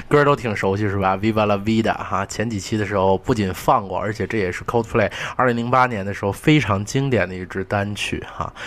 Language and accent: Chinese; Northeast China, China; accent: Northeastern; 用我们东北话说